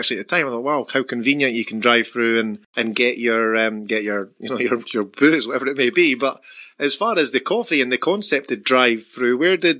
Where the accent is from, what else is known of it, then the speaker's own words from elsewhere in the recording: Scotland, United Kingdom; now in Perth, Australia; obviously I'm from Scotland, and I moved here